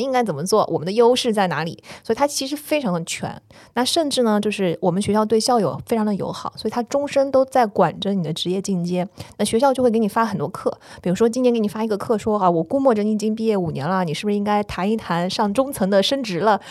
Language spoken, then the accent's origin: Chinese; China; moved away; also born or lived in New York, United States; 我作为一个中国人，我， 在纽约的华尔街